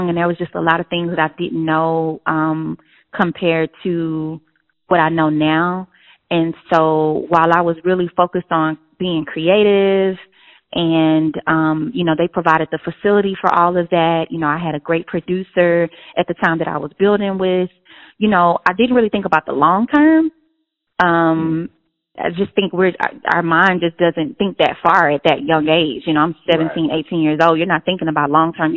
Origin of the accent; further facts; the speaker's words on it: Houston, Texas, United States; in Houston, Texas. That's my hometown.